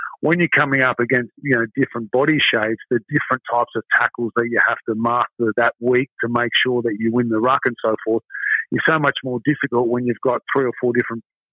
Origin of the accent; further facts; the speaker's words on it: Sydney, New South Wales, Australia; I'm originally from Sydney